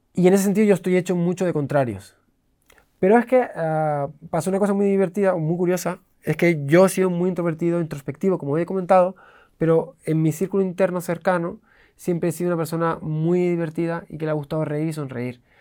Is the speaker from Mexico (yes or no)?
no; Canary Islands, Spain; moved away; also born or lived in Switzerland / England; yo me crié en las, Islas Canarias